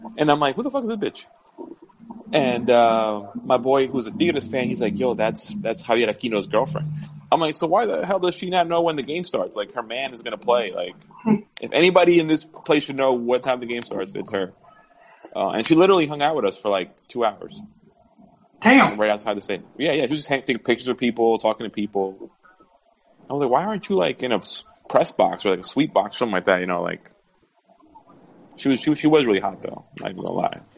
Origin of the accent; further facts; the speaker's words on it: New York, United States; moved away; growing up in New York